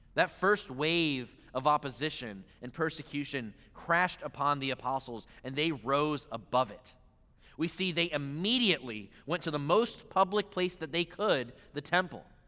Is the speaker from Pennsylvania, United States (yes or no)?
yes; Pennsylvania, United States; moved away; growing up in Pennsylvania